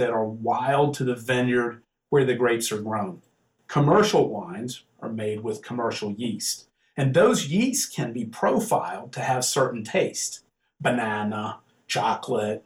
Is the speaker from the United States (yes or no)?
yes; the South, United States; moved away; I'm from the South. You can probably tell I have a little accent